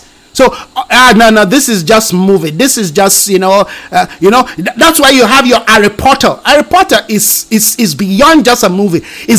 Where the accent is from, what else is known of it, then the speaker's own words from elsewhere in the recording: Nigeria; now in South Africa; That's why when I came from Nigeria to South Africa, it took me a couple of years to unlearn certain things that I learned that I thought I was just going to use.